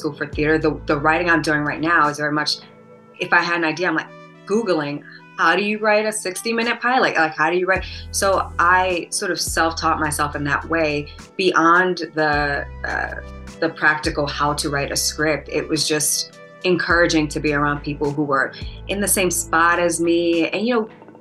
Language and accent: English; New York City, New York, United States; also born or lived in Atlanta, United States / Los Angeles, United States; now in Chicago, United States; I grew up in Brooklyn, New York